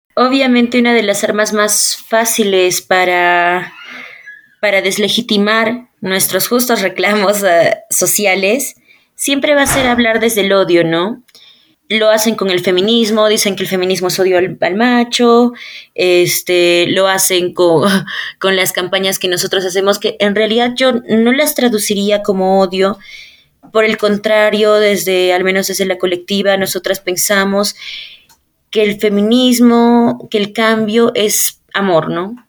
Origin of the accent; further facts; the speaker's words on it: Ayacucho, Peru; cuando yo era niña y tenía como que 11 años y yo vivía en Ayacucho